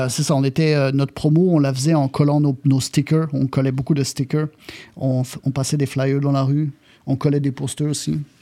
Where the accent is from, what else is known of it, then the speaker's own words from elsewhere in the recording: France; accent: French; also born or lived in Laval, Quebec, Canada; now in Montreal, Canada; je suis arrivé en France en 88. Donc, j'ai vécu là-bas. C'est là-bas que j'ai pogné mon accent